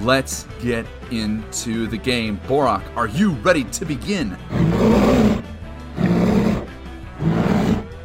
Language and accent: English; Wisconsin, United States; moved away; I'm originally from Wisconsin